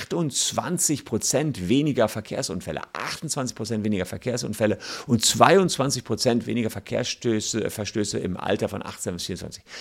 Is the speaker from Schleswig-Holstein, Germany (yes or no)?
no; Gevelsberg, North Rhine-Westphalia, Germany; War bei mir auf dem Land, wo ich groß geworden bin, in Gefelsberg, das ist bei Wuppertal, Hagen, kennt man vielleicht, Ennepetal